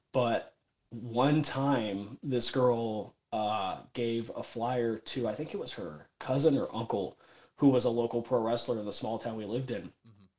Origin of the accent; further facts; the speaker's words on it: Middle Tennessee, United States; I grew up in Middle Tennessee